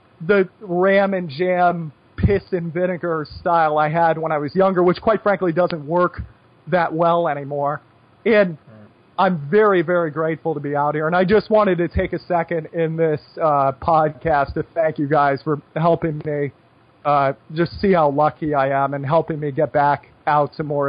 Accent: United States; moved away as an adult; just being an American and not being in America for 10 years.

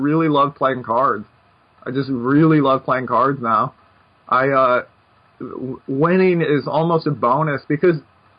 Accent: Brooklyn, New York, United States; It's part of growing up in Brooklyn or something.

